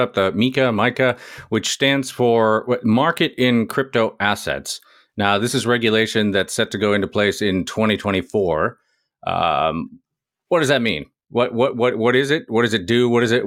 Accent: United States; as an American, I, I do all right with French

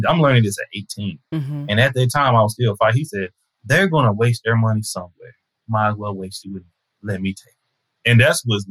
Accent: Tyler, Texas, United States; also born or lived in Fort Worth, Texas; In a very racist town in Tyler, Texas. We stayed in the north side of Tyler, Black neighborhood

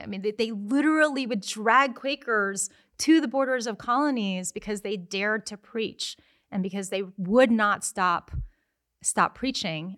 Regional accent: United States; I'm American.

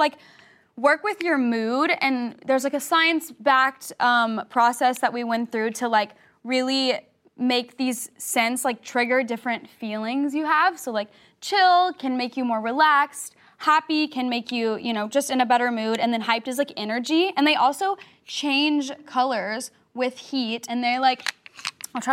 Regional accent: the South, United States; I'm from the South

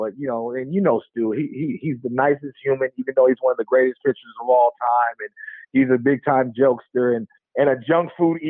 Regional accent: Oakland, California, United States; also born or lived in Alameda, California; just growing up in Oakland and watching Battle of the Bay

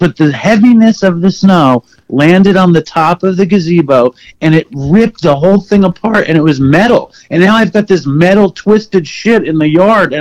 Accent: New York City, New York, United States; I grew up in Manhattan

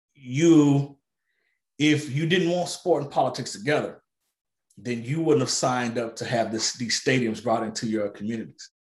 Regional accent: Arkansas, United States; Little Rock, Arkansas, my home state

